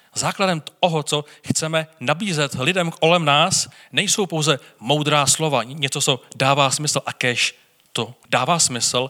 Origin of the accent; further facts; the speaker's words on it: Czechia; jako Češi máme strach